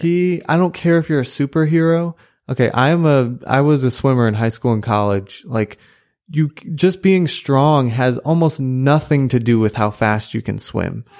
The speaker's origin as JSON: {"language": "English", "country": "United States", "said": "as an American"}